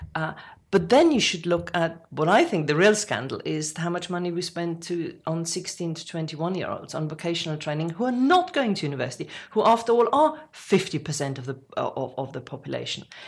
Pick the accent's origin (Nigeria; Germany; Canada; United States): Germany; now in United Kingdom; someone like me who was born in Germany, I would never say I'm English, uh, but I, I very easily can say British